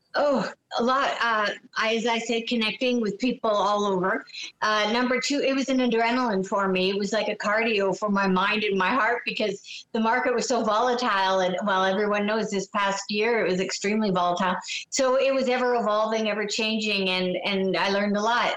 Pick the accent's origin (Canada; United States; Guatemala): Canada; I'm a Canadian